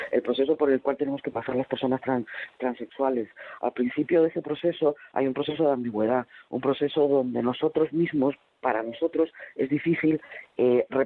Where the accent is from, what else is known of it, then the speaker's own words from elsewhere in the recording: Chile; moved away as an adult; now in Spain; salir del país donde había crecido, donde me había nacido donde estaba mi familia y poder venir a España